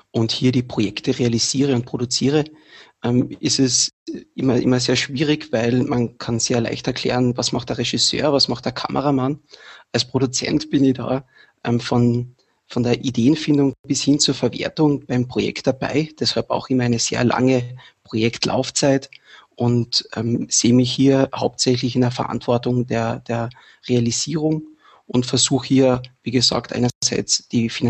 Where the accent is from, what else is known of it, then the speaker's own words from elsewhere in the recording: Carinthia, Austria; now in Vienna, Austria; ich komme aus Kärnten, lebe seit kurzem in Wien